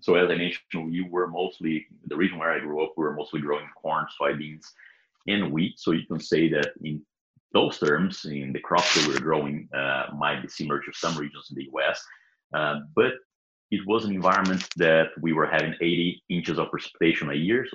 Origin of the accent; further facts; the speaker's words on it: Brazil; English is a second language; moved away as an adult; also born or lived in Oklahoma, United States; now in Kansas, United States; I am from Brazil. Was born and raised there.